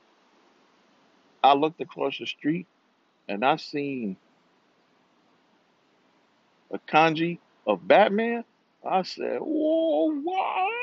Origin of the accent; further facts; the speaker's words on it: New York City, New York, United States; also born or lived in Rio de Janeiro, Brazil; I'm from New York. I'm from Brooklyn